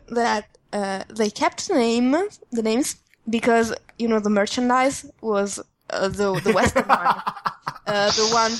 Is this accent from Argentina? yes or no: no; Italy